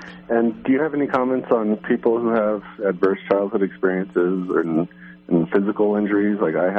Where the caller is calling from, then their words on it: Arizona, United States; Hi, I'm from Arizona.